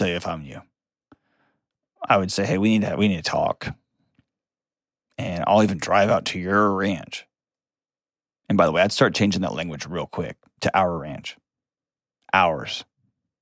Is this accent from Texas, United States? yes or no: yes; Texas, United States; I'm from Texas